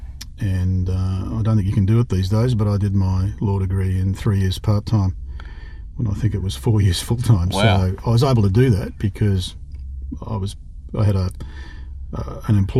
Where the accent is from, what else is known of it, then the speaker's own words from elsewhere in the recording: Canberra, Australian Capital Territory, Australia; also born or lived in Manly, Sydney / Cooma / Sydney; my initial schooling was in Canberra. Growing up there in the 60s was interesting. And then in 1969, my father took a job with Civil and Civic, or Lendlease, in Sydney, and we all moved back to Sydney